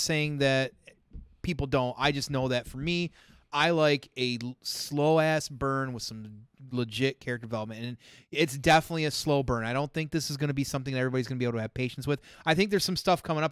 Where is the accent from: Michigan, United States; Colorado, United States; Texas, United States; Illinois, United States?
Michigan, United States; I'm from Michigan.